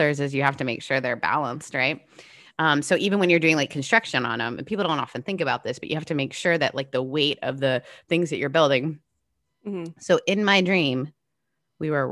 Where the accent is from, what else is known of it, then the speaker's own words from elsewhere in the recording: Canada; moved away; My house that I grew up in Canada was the coolest house